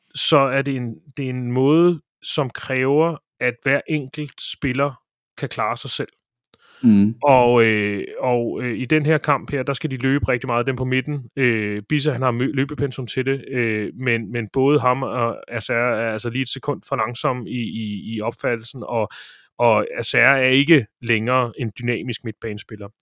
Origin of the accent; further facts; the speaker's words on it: Ølstykke, Capital Region of Denmark, Denmark; jeg spillede som barn badminton i Ølstykke